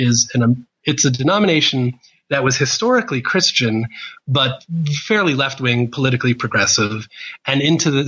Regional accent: New Jersey, United States; moved away as an adult; now in Australia; I was born in 1970 in New Jersey

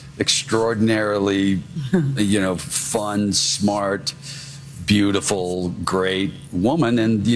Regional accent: Kentucky, United States; I'm from Kentucky. You know, English is my second language.

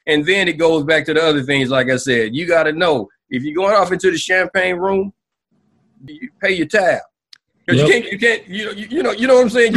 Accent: Anniston, Alabama, United States; I'm from the South, man. I'm from Anniston, Alabama

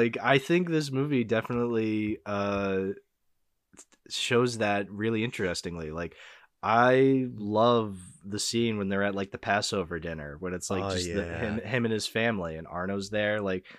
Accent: Boston, Massachusetts, United States; I was a huge Celtics fan back in the day. I'm from Boston. What can I say?

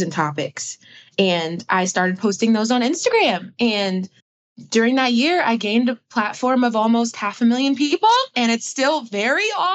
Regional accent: Atlanta, Georgia, United States; also born or lived in Brooklyn, New York; I'm from Atlanta, Georgia. I was originally from Brooklyn, New York, and moved to Georgia when I was very young.

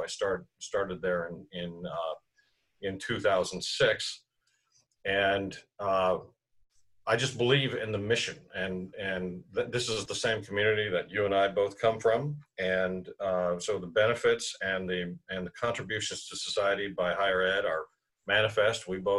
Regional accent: Tucson, Arizona, United States; In Southern Arizona, in Tucson's my hometown, as you know, and I worked for the University of Arizona there for 11 years

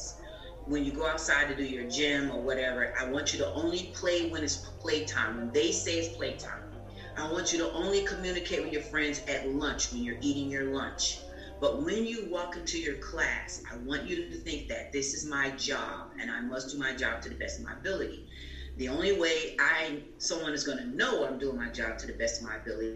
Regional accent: New Jersey, United States; also born or lived in Atlanta, Georgia; now in Florida, United States; I'm originally from Jersey

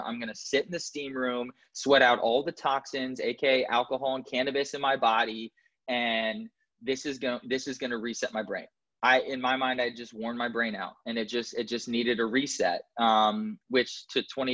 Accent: Indianapolis, Indiana, United States; moved away; I was born in Indianapolis, Indiana, and I didn't have a traumatic childhood

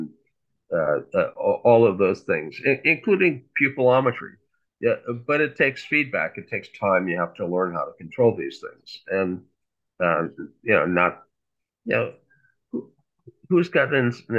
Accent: Fargo, North Dakota, United States; I grew up in Fargo, which is North Dakota State University.

